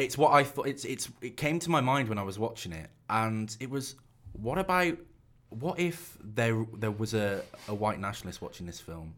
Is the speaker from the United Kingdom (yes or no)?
yes; England, United Kingdom